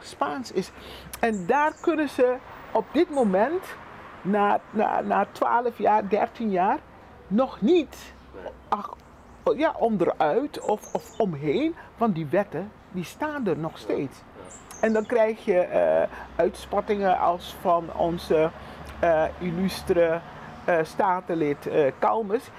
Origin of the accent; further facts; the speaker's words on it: Curaçao; we zijn gewoon meertalig. Dat is onze realiteit. Papiamento, Nederlands en Engels